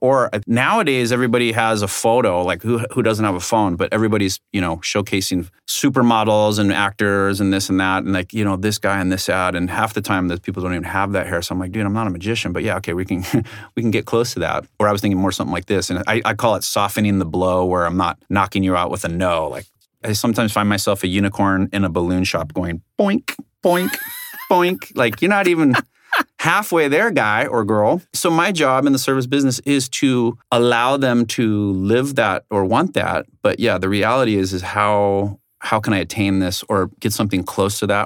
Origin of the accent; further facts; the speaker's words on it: South Orange County, California, United States; originally I'm from South Orange County, you know, beautiful place